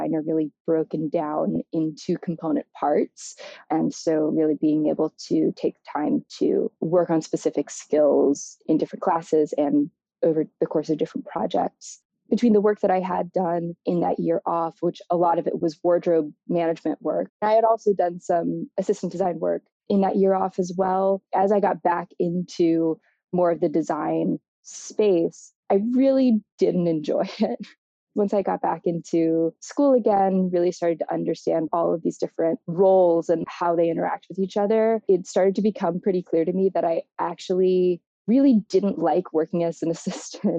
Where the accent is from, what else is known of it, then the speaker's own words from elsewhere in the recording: Baton Rouge, Louisiana, United States; now in Chicago, United States; I grew up in Baton Rouge, Louisiana